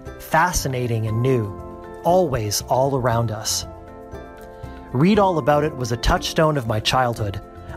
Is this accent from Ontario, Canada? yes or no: yes; Hamilton, Ontario, Canada; growing up in Hamilton in the 80s